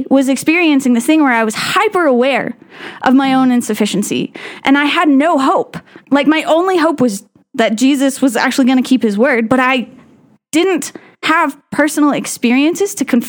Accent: Laramie, Wyoming, United States; I was born in Laramie, Wyoming to two campus pastors.

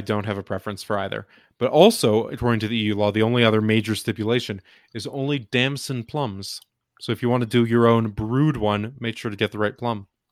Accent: Texas, United States; moved away; also born or lived in Michigan; I grew up in Texas

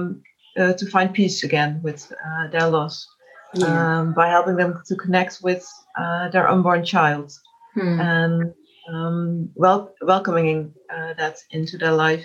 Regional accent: Netherlands; I'm from the Netherlands

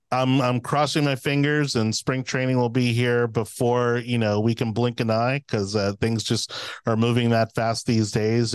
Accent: Miami, Florida, United States; moved away as an adult; now in Hillsborough County, United States; I'm originally from Miami, I moved here in two thousand six

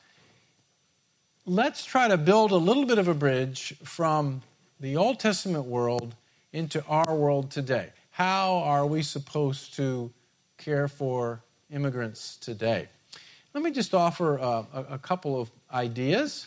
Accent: United States; being an American

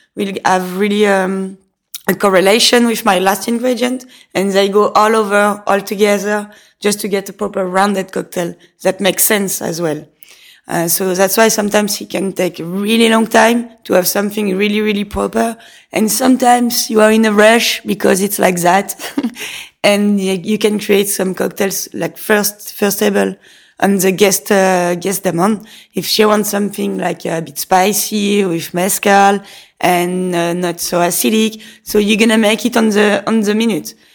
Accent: Nice, Provence-Alpes-Côte d'Azur, France; English is a second language; moved away as an adult; also born or lived in London; now in Lausanne, Switzerland; I'm coming from Nice in south of France. So when I was young and I wanted to get my own money, I had to find a job.

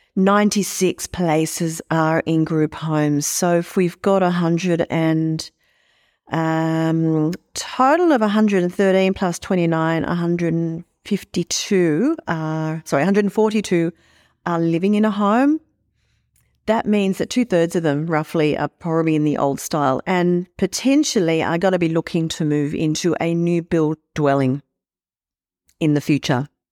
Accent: Sydney, New South Wales, Australia; I grew up in Sydney

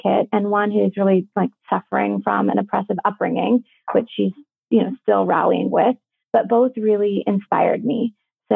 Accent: Lead, South Dakota, United States; I grew up in South Dakota in a really small town called Lead

